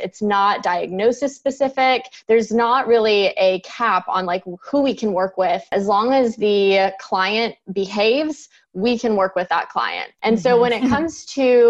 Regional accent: San Francisco Bay Area, California, United States; moved away as an adult; now in Alabama, United States; I'm originally from the San Francisco Bay Area, and I lived there for 27 years

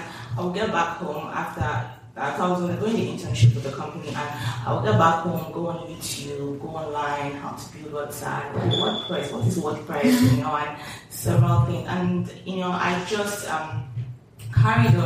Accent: Nigeria; moved away as an adult; also born or lived in Dundee, United Kingdom / United Kingdom; now in Lagos, Nigeria; I was born in Nigeria, grew up in Nigeria, schooled

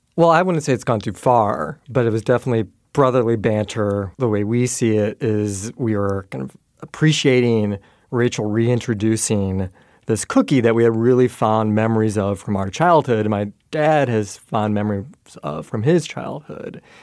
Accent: rural Iowa, United States; now in Chicago, United States; my hometown in, in rural Iowa

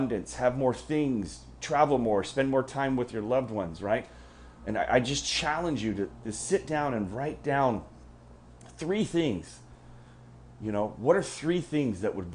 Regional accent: United States; I'm American and I've spent most of my life here in the U.S.

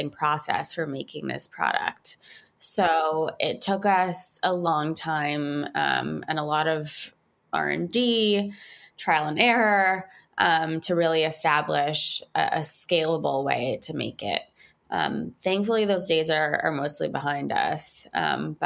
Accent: Montreal, Quebec, Canada; moved away as an adult; now in New York City, United States; I was born and raised in Montreal

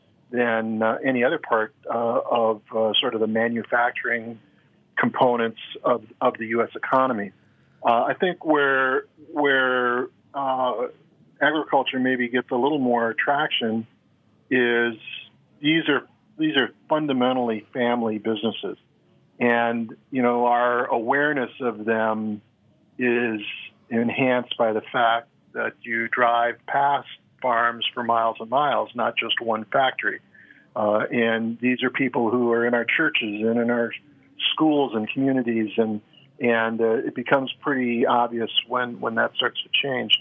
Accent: Wisconsin, United States; moved away; I grew up in Wisconsin

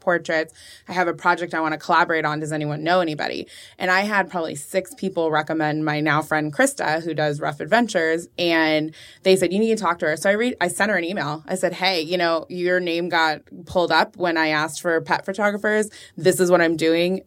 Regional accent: Orange County, California, United States; moved away as an adult; also born or lived in Chicago; now in Austin, United States; I grew up in Orange County

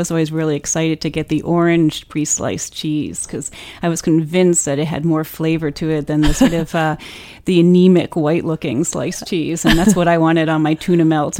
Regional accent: New Jersey, United States; my parents are English, and so I kind of relate to it because it is an English cheese. And when I was a child growing up in New Jersey

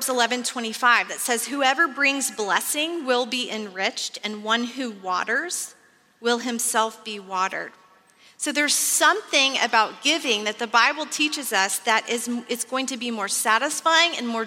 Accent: Texas, United States; I grew up in Texas, which you may know is famous for oil and cattle

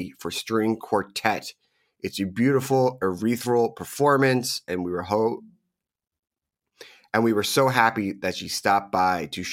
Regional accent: Philadelphia, Pennsylvania, United States; moved away; growing up in Philly and coming back home, I always loved going to the local bars

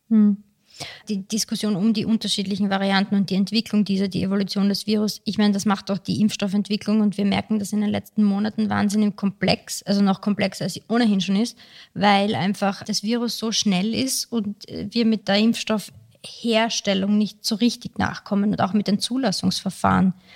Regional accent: Austria; Bei uns in Österreich

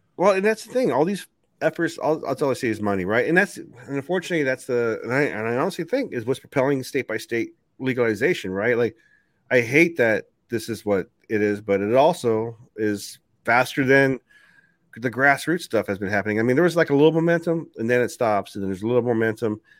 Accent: United States; I, as an American

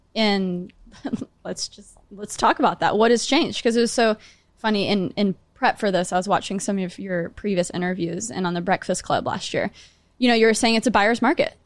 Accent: Grapevine, Texas, United States; now in New York City, United States; I'm from Great Vine

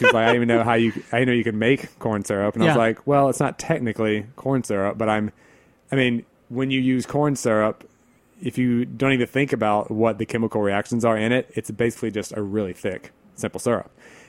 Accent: the South, United States; what we have growing up in the South

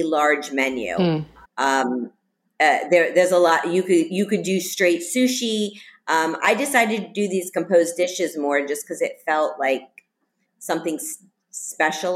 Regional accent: Miami, Florida, United States; moved away; Miami, which is my hometown

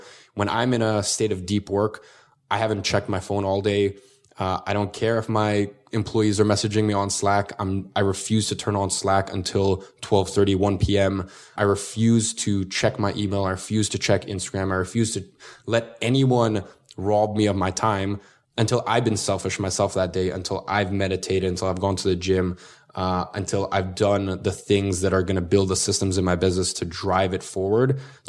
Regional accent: Russia; now in London, United Kingdom; No, originally from Russia. Have you ever seen Borat?

